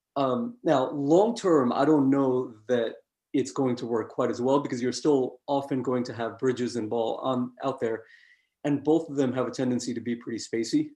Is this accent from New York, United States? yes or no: yes; New York, United States; I grew up in New York and, uh, as a Knicks fan